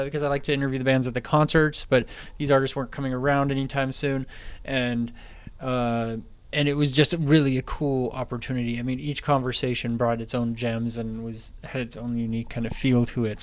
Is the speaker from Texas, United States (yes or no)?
no; Napa, California, United States; I'm from Napa, California